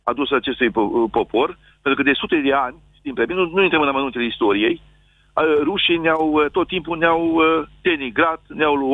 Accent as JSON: {"language": "Romanian", "region": "Bucovina", "country": "Romania", "said": "Sunt din Bucovina"}